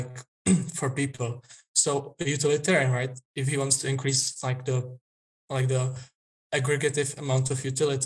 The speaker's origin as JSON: {"language": "English", "country": "Czechia", "said": "I'm from Czech Republic. It's in the heart of Europe."}